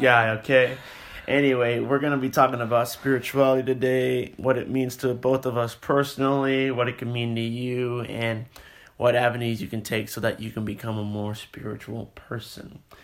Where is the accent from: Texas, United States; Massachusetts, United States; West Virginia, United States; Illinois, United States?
Texas, United States; also born or lived in California; we both move here in the fourth grade